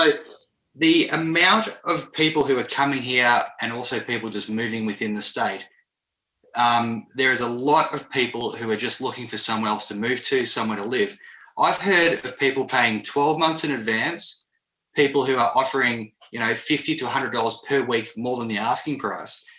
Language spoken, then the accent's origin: English; Melbourne, Victoria, Australia; moved away; I'm from Melbourne, so I love Melbourne